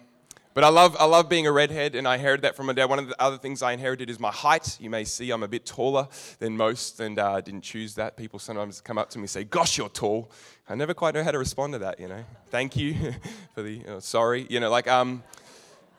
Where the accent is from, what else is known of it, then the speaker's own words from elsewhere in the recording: Narre Warren, Victoria, Australia; I'm from Narre Warren.